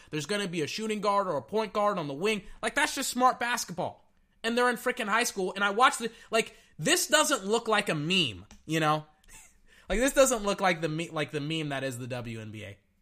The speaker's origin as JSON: {"language": "English", "region": "Texas", "country": "United States", "said": "I'm from Texas"}